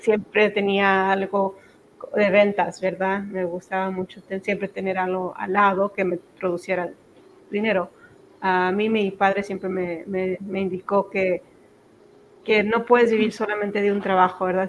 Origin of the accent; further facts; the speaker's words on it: Zacatecas, Mexico; now in Texas, United States; me crié en Zacatecas